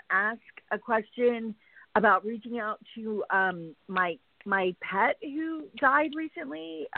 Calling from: Los Angeles, California, United States; I am calling from Los Angeles.

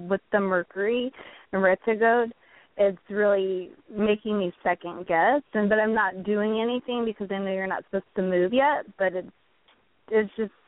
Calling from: California, United States; Northern California.

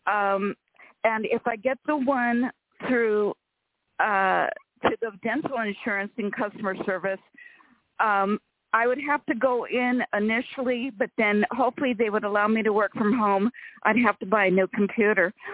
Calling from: California, United States

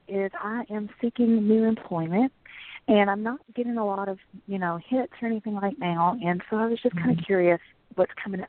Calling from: Kentucky, United States; I'm calling from Kentucky.

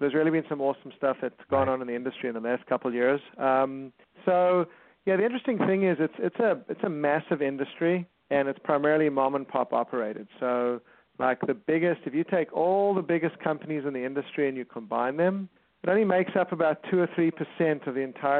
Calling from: California, United States; I'm calling from Southern California. We have an office in Torrance.

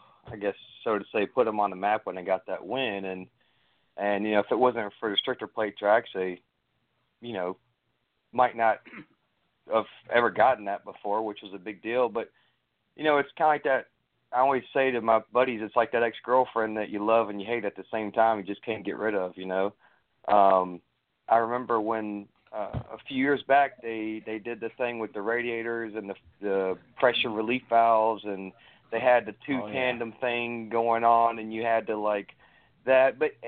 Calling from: Raleigh, North Carolina, United States; Hey there … out of Raleigh, North Carolina.

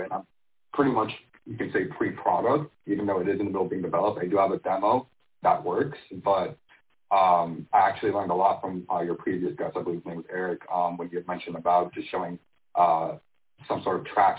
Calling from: Miami, Florida, United States; So I'm actually based down in Miami, Florida.

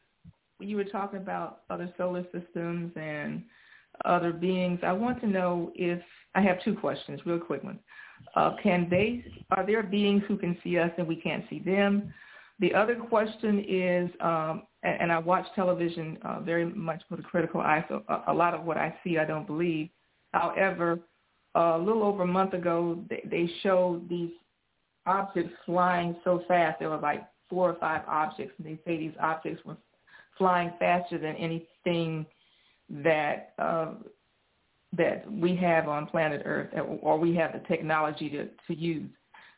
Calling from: Dublin, Georgia, United States; I'm calling from Dublin, Georgia.

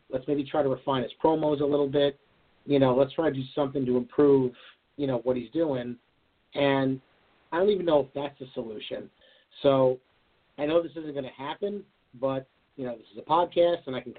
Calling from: Farmingdale, New York, United States; from Farmingdale, New York. How you doing, my friend?

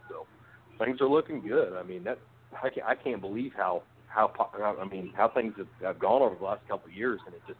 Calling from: Decatur, Illinois, United States; it's from Decatur, Illinois.

